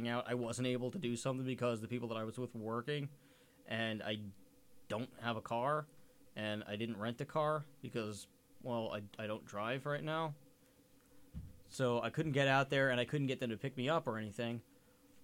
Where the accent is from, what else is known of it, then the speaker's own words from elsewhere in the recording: New York, United States; I'm from New York